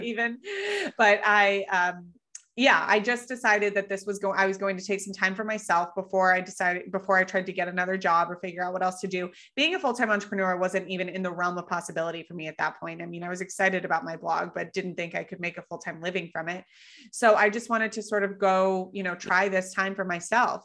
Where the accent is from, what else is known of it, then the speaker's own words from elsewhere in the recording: Colorado, United States; moved away; I grew up in Colorado